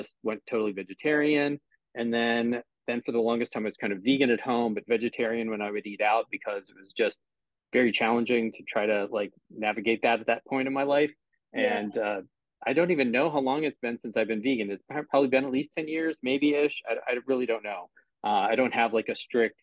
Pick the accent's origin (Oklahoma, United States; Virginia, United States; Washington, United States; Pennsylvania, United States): Pennsylvania, United States; Pittsburgh; now in Cleveland, United States; I live in Cleveland now, but I'm originally from Pittsburgh. Okay. So Pittsburgh is still my hometown